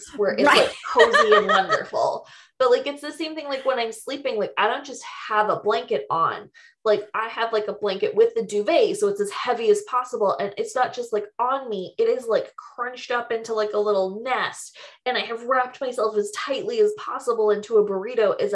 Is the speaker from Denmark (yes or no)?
no; Canada; I'm Canadian.